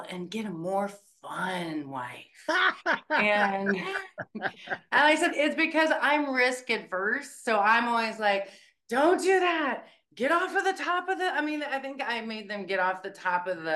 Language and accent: English; Bluffton, Indiana, United States; now in Muncie, United States; I was born in Bluffton, Indiana, where I was the Wells County Hog Calling Champion, the 4-H Fair